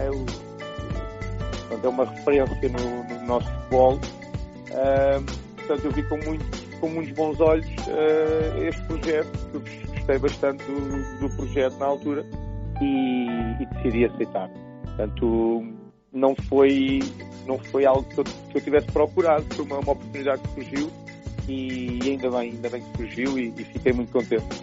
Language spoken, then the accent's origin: Portuguese; Lisbon, Portugal; moved away as an adult; now in China; eu sou, sou português, sou de Portugal, natural de, de Lisboa